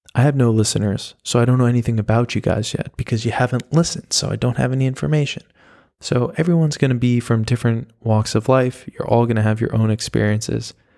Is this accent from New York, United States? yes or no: yes; New York, United States; moved away as an adult; also born or lived in Oklahoma / Miami, Florida; now in Berlin, Germany; I'm from New York. I was born in Oklahoma. I have been, or I had lived in New York from the time that I was five until college